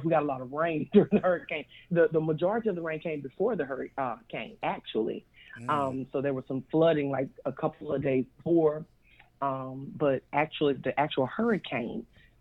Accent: Poplarville, Mississippi, United States; moved away as an adult; now in Slidell, United States; I am from Poplarville, Mississippi. That's my hometown. I live in Slidell, Louisiana now

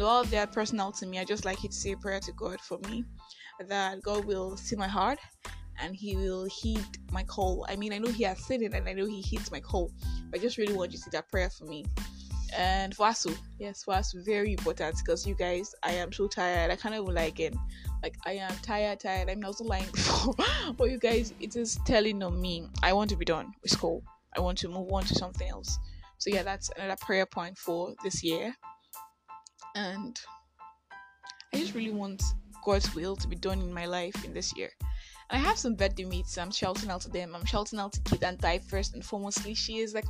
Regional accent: Nigeria; also born or lived in Enugu; I am that Nigerian Christian Talkaholic

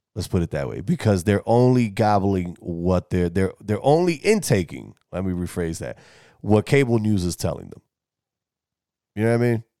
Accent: New York City, New York, United States; In the Bronx, my hometown, my home, my home borough

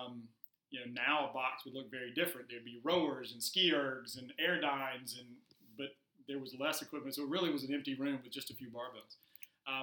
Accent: Metro Atlanta, Clayton County, Georgia, United States; I grew up in Metro Atlanta, just south of Atlanta. Clayton County is the county

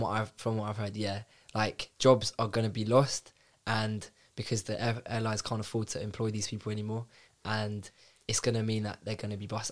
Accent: London, United Kingdom; I'm from North London

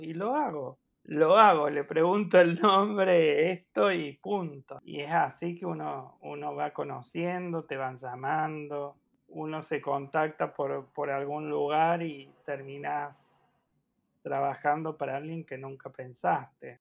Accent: Córdoba, Argentina; soy de Córdoba, por si no se notó

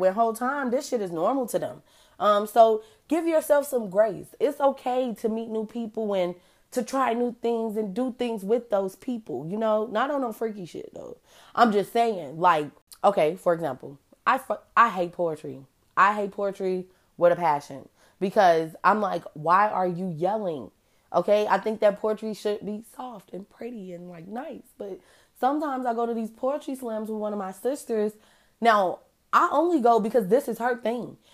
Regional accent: Chicago, Illinois, United States; I'm from Chicago

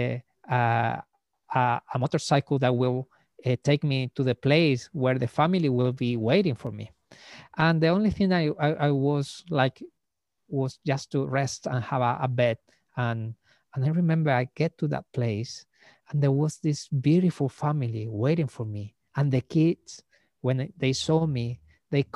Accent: Iquique, Tarapacá, Chile; moved away as an adult; Like now I'm back to my hometown. I'm back in Iquique

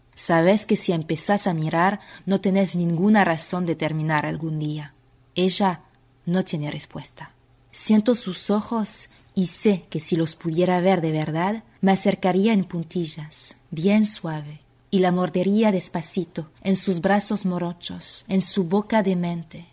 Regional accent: Paris, Île-de-France, France; Spanish is a second language; moved away as an adult; now in Buenos Aires, Argentina; Vivo en Buenos Aires, Argentina. Argentina es mi país de adopción porque mm, desde hace cinco años, porque yo soy francesa, soy de París.

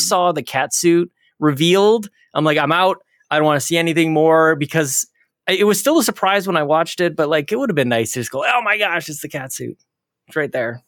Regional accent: Canada; I'm Canadian

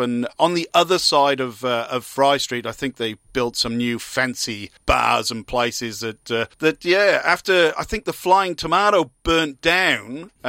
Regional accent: Wales, United Kingdom; came back to the UK because I'm from Wales.

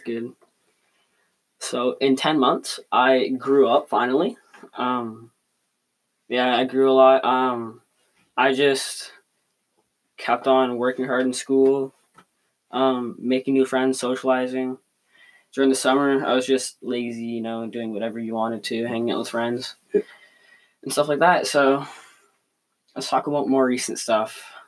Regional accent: Canada; we are from Canada.

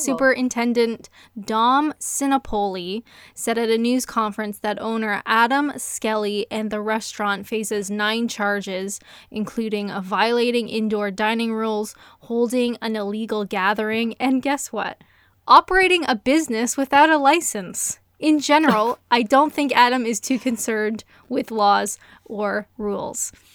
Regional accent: Canada; now in Kent, United Kingdom; I'm Canadian

